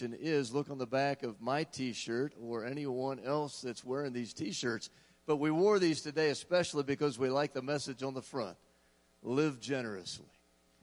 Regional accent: Ohio, United States; now in Colorado, United States; I'm from Ohio

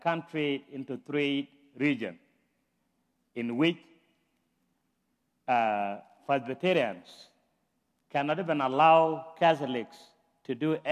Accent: South Sudan; moved away as an adult; now in United States; I'm from South Sudan. I've been in the state for 18 years.

